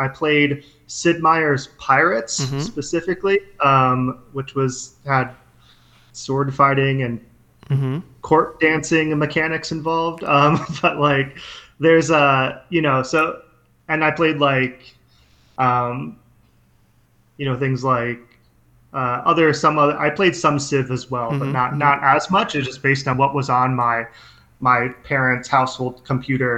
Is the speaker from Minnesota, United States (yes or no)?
yes; Minnesota, United States; I grew up in Minnesota